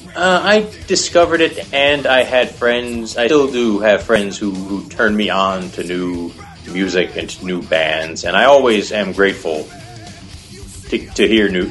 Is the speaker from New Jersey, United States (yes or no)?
yes; New Jersey, United States; now in Los Angeles, United States; I'm originally from New Jersey